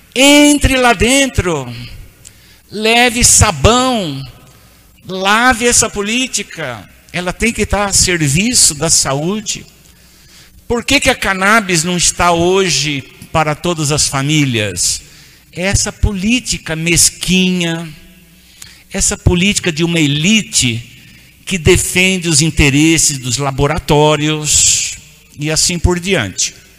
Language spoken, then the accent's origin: Portuguese; Urupês, São Paulo, Brazil; accent: caipira; now in São Paulo, Brazil; Eu sou de uma cidadezinha lá do interior chamada Urupês, perto de Ibirá, perto de Catanduva, Rio Preto. Eu sou um caipira